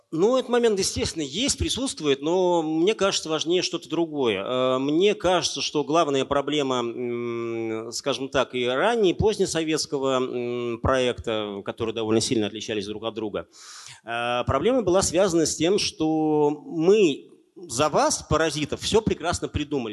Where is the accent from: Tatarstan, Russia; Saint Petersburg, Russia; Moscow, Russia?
Tatarstan, Russia; Naberezhnye Chelny; moved away as an adult; also born or lived in Kazan; я вырос на Набережных Челнах